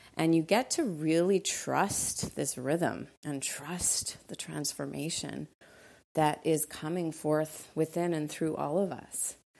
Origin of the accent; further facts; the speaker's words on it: Montreal, Quebec, Canada; also born or lived in Costa Rica; now in Los Angeles, United States; Montreal is my hometown, L A is home